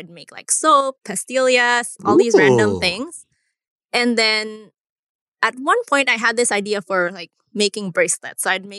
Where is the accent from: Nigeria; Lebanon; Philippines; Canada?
Philippines; growing up in the Philippines